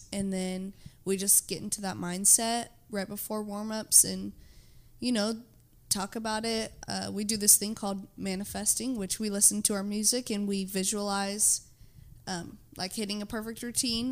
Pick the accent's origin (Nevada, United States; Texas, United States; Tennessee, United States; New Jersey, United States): Texas, United States; Houston; I'm from Houston